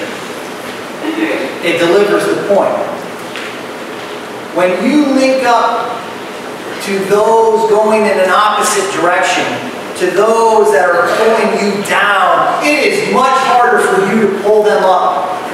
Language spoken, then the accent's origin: English; Ohio, United States; moved away; I'm from Ohio, so we make a couple trips back here